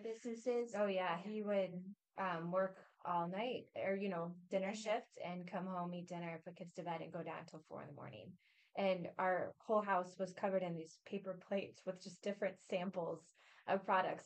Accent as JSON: {"language": "English", "town": "Peoria", "region": "Illinois", "country": "United States", "said": "we're both from the Peoria area"}